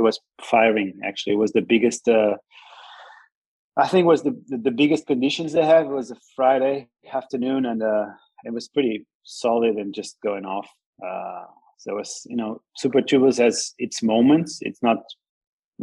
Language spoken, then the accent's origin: English; Lisbon, Portugal; also born or lived in Ericeira; I pretty much lived in Ericeira all my life. I'm actually natural. I was born in Lisbon. Ericeira was my holiday place when I was a young baby